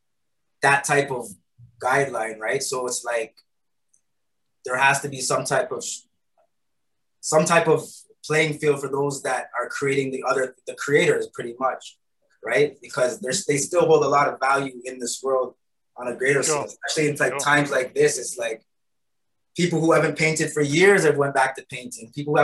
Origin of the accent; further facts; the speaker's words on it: Toronto, Ontario, Canada; moved away; also born or lived in Kitchener, Ontario; I was born in Toronto. I ended up coming to Kitchener with my grandmother.